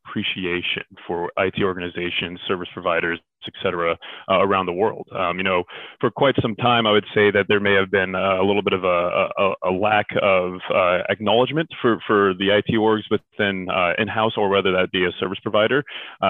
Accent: Silicon Valley, Bay Area, California, United States; originally I'm from California, born and raised in the Silicon Valley in the Bay Area

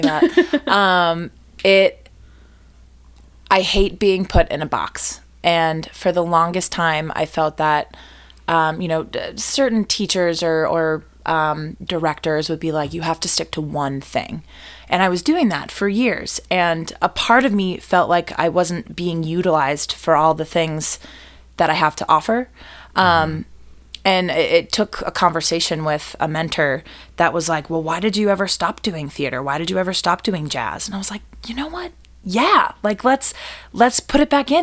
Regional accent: Boston, Massachusetts, United States; also born or lived in New York / Fort Worth, Texas; now in Chicago, United States; I'm originally from the Boston area

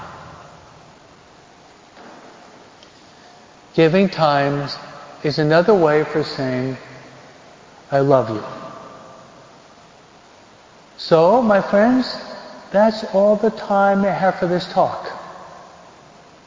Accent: New York, United States; I'm a New Yorker. My dad worked on Wall Street.

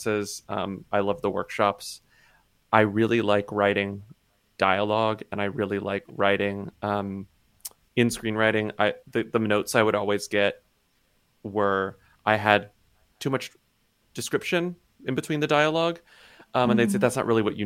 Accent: Texas, United States; moved away; my childhood growing up in Texas in this small town

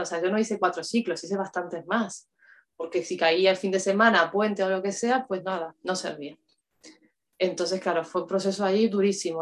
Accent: Uruguay; moved away as an adult; now in Spain; soy de Uruguay, vivo en España hace 12 años

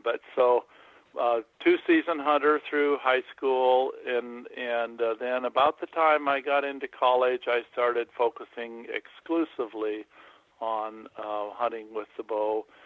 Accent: Montana, United States; also born or lived in Hawaii; I grew up in Montana

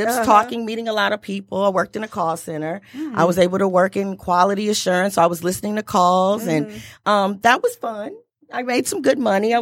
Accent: Flint, Michigan, United States; also born or lived in New Orleans; I am from Flint, Michigan. Born and raised

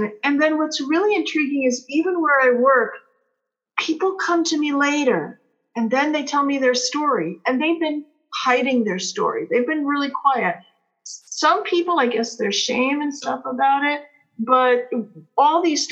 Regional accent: United States; also born or lived in Peru; coming back to America

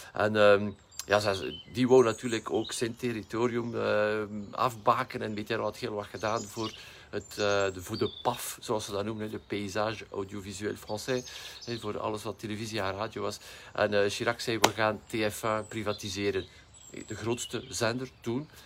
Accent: West Flanders, Belgium; bij ons in West-Vlaanderen

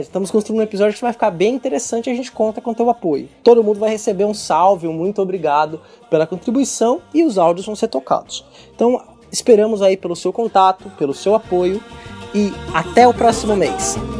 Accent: Brazil; o país que tem a maior população negra fora da África, sim, sim. que somos nós

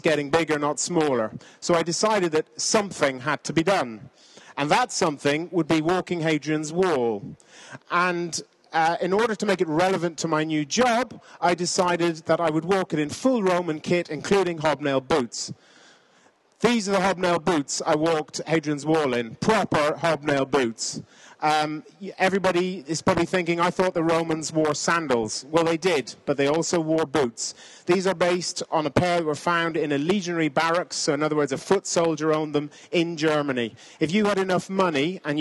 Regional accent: Ireland; also born or lived in Kenya; I'm an Irishman

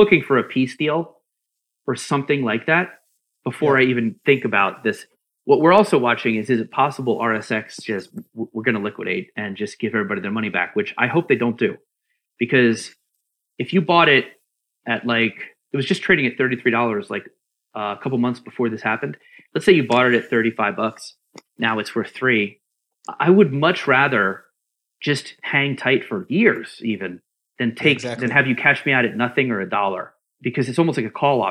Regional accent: Philadelphia, Pennsylvania, United States; I'm from Philly.

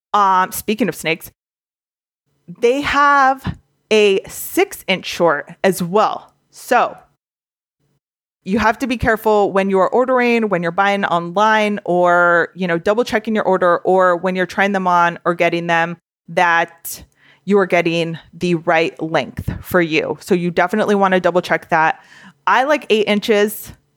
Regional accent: Southern California, United States; I grew up in SoCal

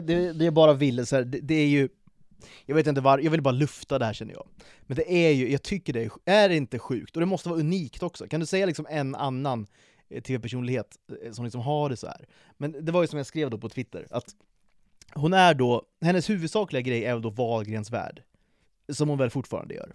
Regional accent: Sweden; vi är födda i det här landet.

